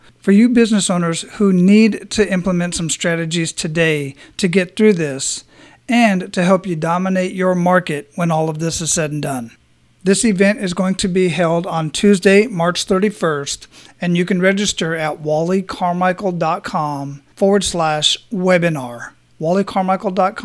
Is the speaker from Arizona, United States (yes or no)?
yes; Phoenix, Arizona, United States; now in Tampa, United States; I was down in Arizona, and that's where I was born and raised, in Phoenix